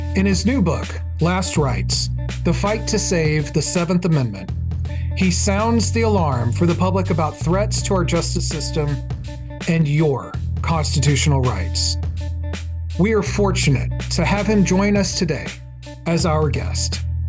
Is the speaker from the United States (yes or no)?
yes; Fort Worth, Texas, United States; We're both from Fort Worth